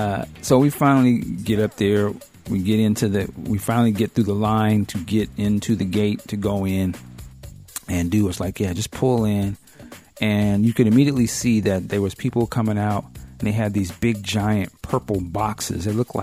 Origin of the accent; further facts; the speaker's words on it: Seattle, Washington, United States; it just randomly that he was from Seattle, too.